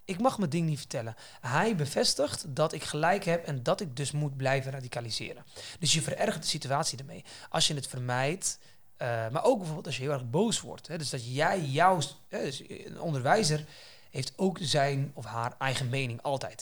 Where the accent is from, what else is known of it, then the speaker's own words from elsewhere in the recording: Netherlands; wij hier als Nederlanders in Nederland